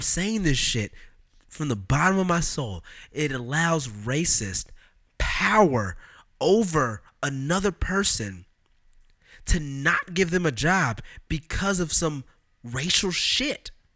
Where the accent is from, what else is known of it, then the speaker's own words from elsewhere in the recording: Oakland, California, United States; Am I product of Oakland